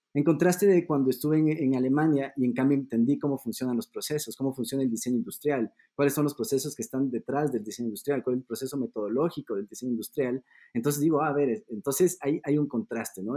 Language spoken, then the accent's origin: Spanish; Ecuador; also born or lived in Germany; Yo soy de Ecuador